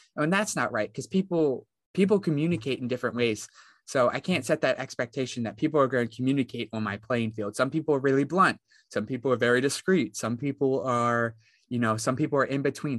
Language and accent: English; West Virginia, United States; I come from West Virginia